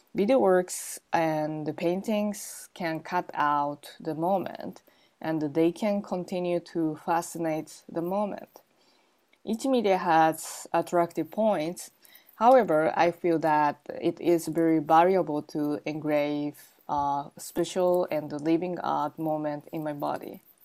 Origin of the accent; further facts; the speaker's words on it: Gunma, Japan; I was born in Gunma, Japan